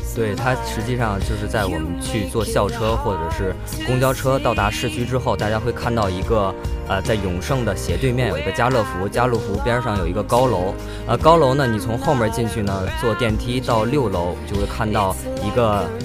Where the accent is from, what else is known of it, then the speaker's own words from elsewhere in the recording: Beijing, China; now in Jinhua, China; 因为我家是北京的